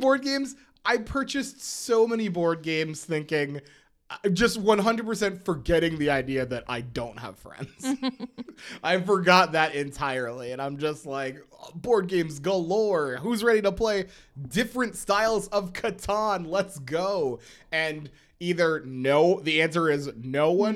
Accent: Schuylkill County, Pennsylvania, United States; I grew up in Schuylkill County, Pennsylvania

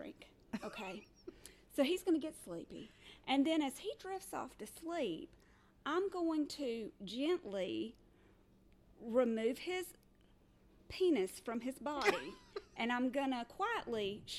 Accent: the South, United States; we're from the South

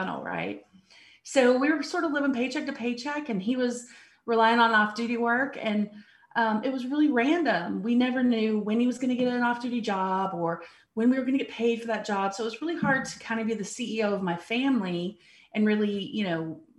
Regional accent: Abilene, Texas, United States; I'm actually from Abilene, Texas, originally, about 2 hours west of here

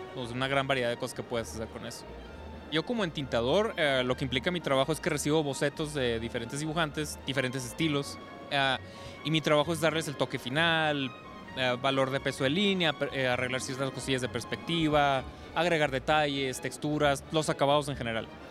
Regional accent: Tijuana, Baja California, Mexico; Tijuana, de donde soy originario

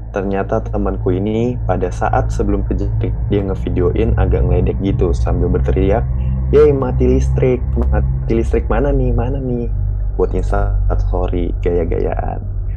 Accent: Yogyakarta, Special Region of Yogyakarta, Indonesia; For your info, aku adalah orang Jogja asli dan sekolahku pun ada di Jogja.

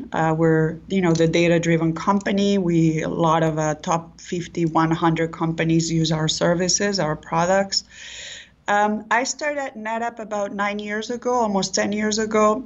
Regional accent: Olot, Catalonia, Spain; first language Catalan; English is a second language; moved away as an adult; also born or lived in Barcelona; I was born in Olot, which is very, very close to the French border.

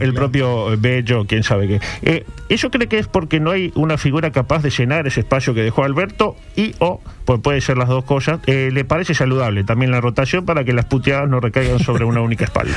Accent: Uruguay; somos uruguayos

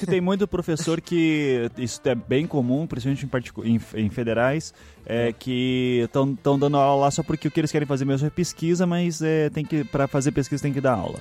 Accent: Curitiba, Paraná, Brazil; accent: Curitibano; also born or lived in Northeast Brazil; Eu só nasci lá, com seis meses de vida já tava em Curitiba

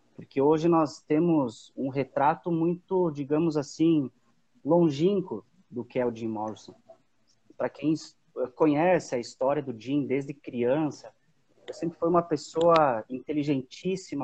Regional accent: Antônio Prado, Rio Grande do Sul, Brazil; sou de Antônio Prado, Rio Grande do Sul

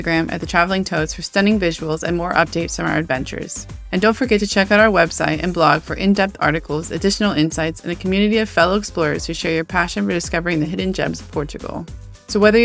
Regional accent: United States; moved away as an adult; now in United Kingdom; an American-born globetrotter

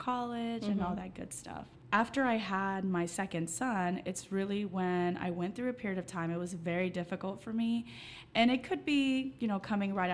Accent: Allen, Texas, United States; Growing up, I grew up in Allen, Texas

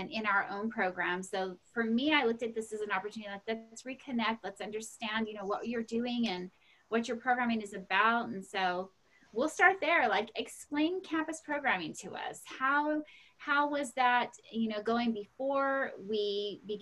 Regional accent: Bakersfield, California, United States; we're both East Side girls

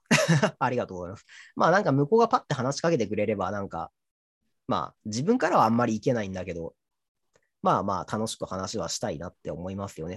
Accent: Toyama, Japan; 僕は、あの、地元が富山県なので

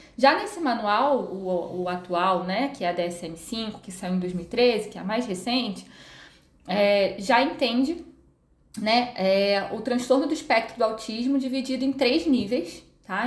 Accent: Rio de Janeiro, Brazil; moved away as an adult; now in São Paulo, Brazil; sou natural do Rio de Janeiro, uh, moro aqui em São Paulo

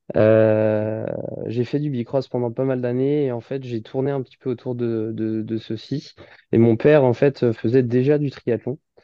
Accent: Saint-Nazaire, Pays de la Loire, France; also born or lived in Nantes / Paris / Dinard / Rennes; je suis de Nantes à la base et j'ai grandi à Saint-Nazaire depuis pratiquement 25, même pratiquement 26 ans.

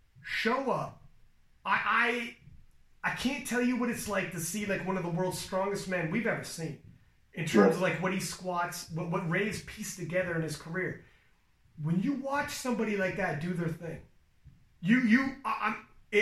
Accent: Ontario, Canada; We're both from Ontario.

